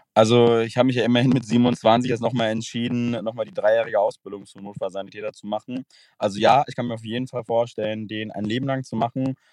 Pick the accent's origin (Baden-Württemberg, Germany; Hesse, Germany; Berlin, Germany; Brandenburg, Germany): Hesse, Germany; Frankfurt; Ich komme aus dem Raum Frankfurt